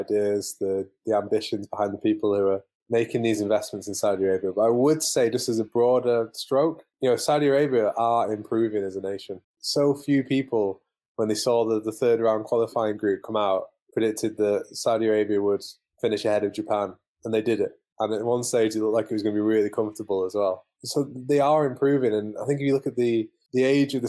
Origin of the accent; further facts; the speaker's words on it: Manchester, North West England, United Kingdom; moved away; I'm originally from Manchester